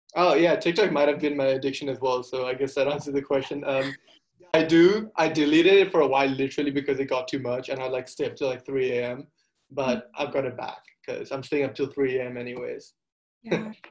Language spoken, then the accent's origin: English; Singapore; also born or lived in India; I'm from Singapore. I've lived here basically my whole life. I mean, my, I was born in India, but my parents moved here when I was two years old.